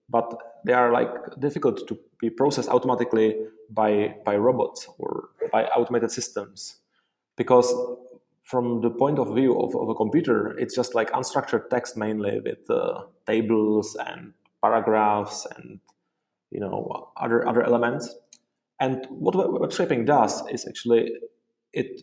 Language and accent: English; Prague, Czechia; also born or lived in Dublin, Ireland; I am from Prague, the Czech Republic, and I studied computer science and software engineering here in Prague